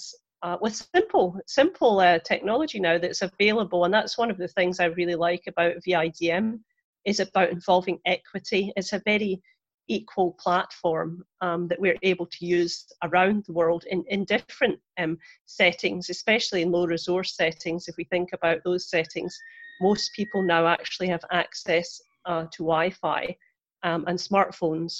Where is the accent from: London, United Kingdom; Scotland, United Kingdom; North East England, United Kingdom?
Scotland, United Kingdom; moved away as an adult; now in Florida, United States; I'm originally from Scotland. I trained there as a nurse and a midwife